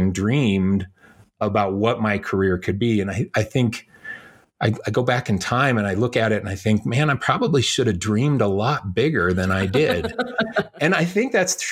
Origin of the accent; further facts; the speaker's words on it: Chicago, Illinois, United States; also born or lived in Indiana; I was born in Chicago